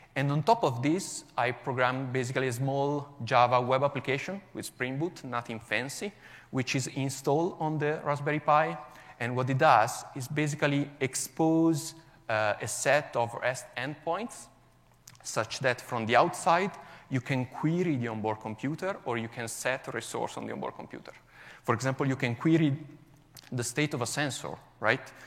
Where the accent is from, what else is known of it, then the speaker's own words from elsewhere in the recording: Milan, Lombardy, Italy; English is a second language; now in Como, Italy; I'm originally from Milan, even if um, I currently live in the beautiful Como, north of Italy.